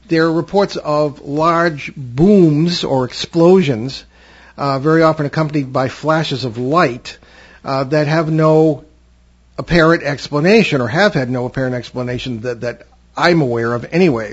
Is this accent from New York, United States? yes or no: no; Connecticut, United States; I grew up in Connecticut, near the central part of the state